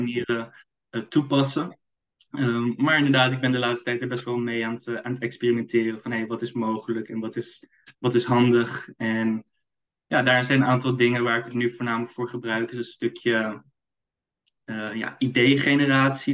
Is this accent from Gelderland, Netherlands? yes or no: no; Amsterdam, North Holland, Netherlands; Ik kom uit Amsterdam.